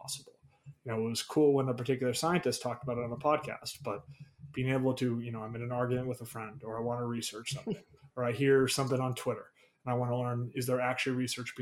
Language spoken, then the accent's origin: English; Boston, Massachusetts, United States; moved away as an adult; also born or lived in Chicago; I'm from the Boston area originally.